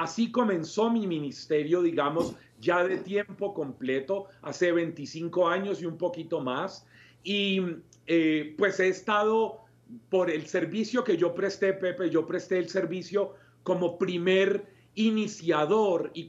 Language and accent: Spanish; Colombia; la primera vez que yo salí de Colombia fue a un ECLA, a un encuentro latinoamericano de la renovación